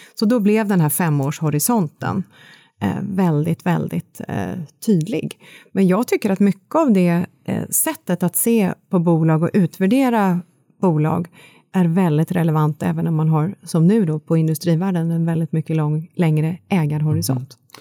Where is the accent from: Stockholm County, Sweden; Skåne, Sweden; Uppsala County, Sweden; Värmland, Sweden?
Värmland, Sweden; Kristinehamn; född och uppvuxen i Värmland